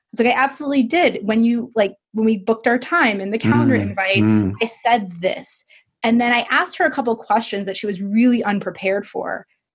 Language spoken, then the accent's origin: English; Midwest, United States; I mean, I'm from the Midwest and you're British, so we're all a little polite.